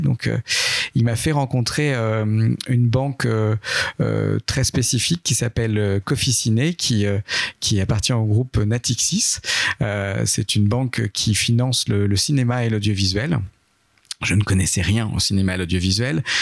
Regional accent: Châtellerault, Nouvelle-Aquitaine, France; moved away as an adult; also born or lived in Tours; je viens pas de Lyon, mais je viens plutôt de Nouvelle-Aquitaine. J'étais dans une ville euh, qui s'appelle Châtellerault

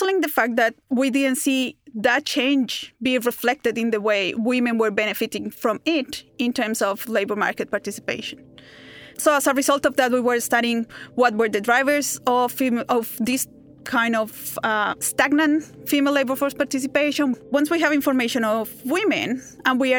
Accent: Bogotá, Colombia; now in Melbourne, Australia; I grew up in Bogota, in Colombia

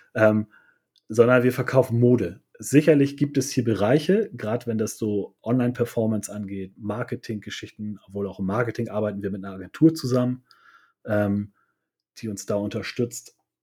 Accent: Hamburg, Germany

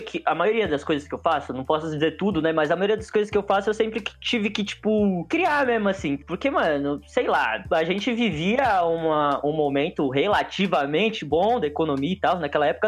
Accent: São Vicente, São Paulo, Brazil; eu venho dos submundos de São Vicente, bem do submundo mesmo

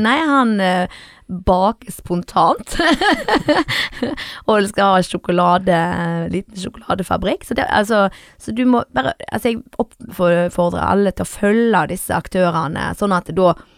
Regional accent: Sæbøvik, Vestland, Norway; Jeg er fra Sæbøvik

